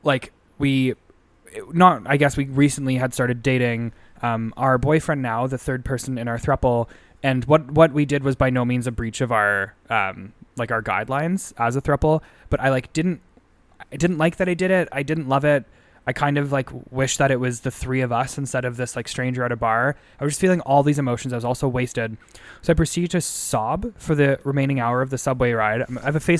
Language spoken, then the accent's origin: English; Sudbury, Ontario, Canada; I'm from Sudbury, Ontario